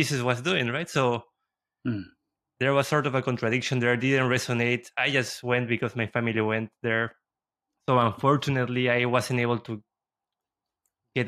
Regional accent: Lima, Peru; I was raised in Peru and in Lima

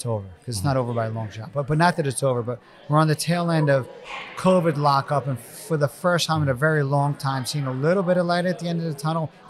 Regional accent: New York, United States; I'm from New York

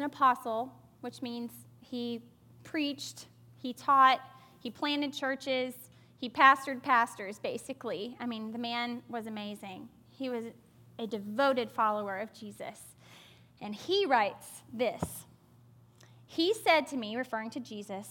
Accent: the South, United States; growing up in the South

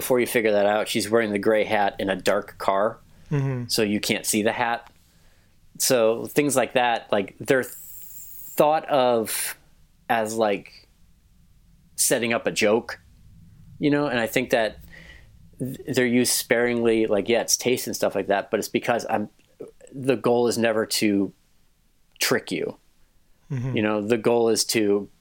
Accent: Westmont, United States; my hometown of Westmont

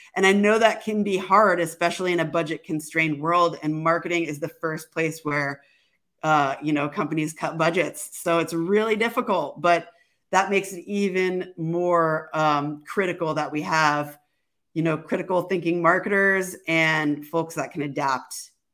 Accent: Seattle, Washington, United States; I'm from Seattle

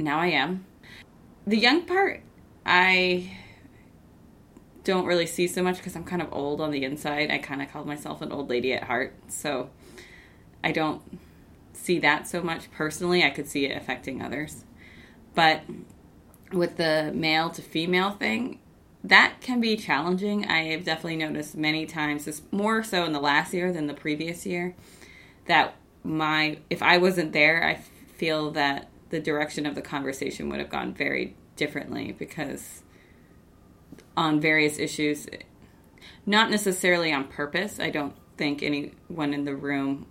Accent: Bangor, Maine, United States; I grew up in Bangor

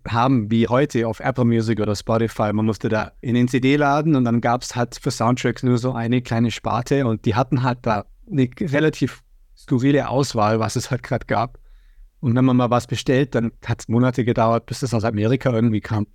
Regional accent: Germany; ich bin in Deutschland aufgewachsen

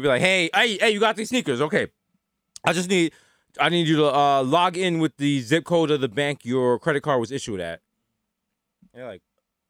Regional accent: New York, United States; Cause like, we're from New York.

